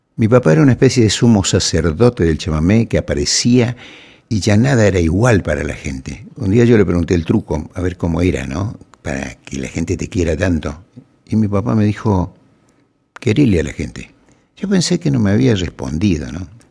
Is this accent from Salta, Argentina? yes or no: no; Curuzú Cuatiá, Corrientes, Argentina; moved away; en un pueblo como Curuzucuatía, que es donde yo nací y me crié